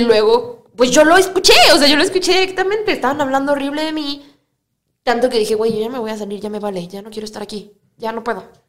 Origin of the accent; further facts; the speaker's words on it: Cuernavaca, Morelos, Mexico; moved away as an adult; now in Mexico City, Mexico; yo, soy de Cuernavaca